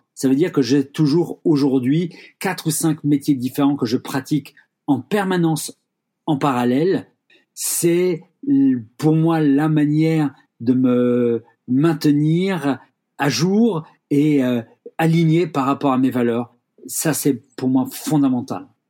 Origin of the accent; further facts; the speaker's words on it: Rennes, Brittany, France; je suis rennais